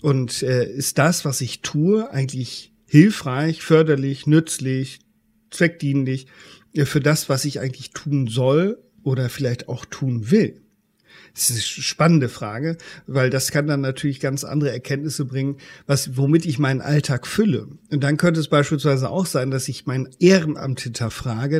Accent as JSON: {"language": "German", "country": "Germany", "said": "bei uns in Deutschland"}